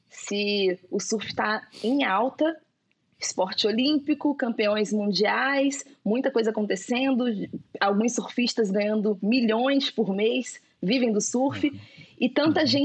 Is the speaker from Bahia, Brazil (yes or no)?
yes; Itacaré, Bahia, Brazil; born or raised there; now in Rio de Janeiro, Brazil